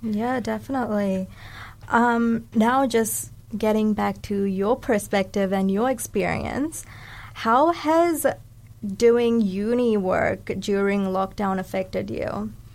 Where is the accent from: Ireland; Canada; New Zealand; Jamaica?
New Zealand; Dunedin, Otago; also born or lived in Sri Lanka; I'm a Sri Lankan Kiwi. So, I was born in Sri Lanka and I came here at the age of eight. So, I've been raised here and consider New Zealand my home.